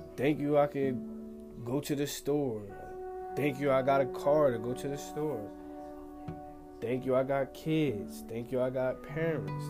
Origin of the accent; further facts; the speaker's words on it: Pleasantville, New Jersey, United States; I'm from Pleasantville, New Jersey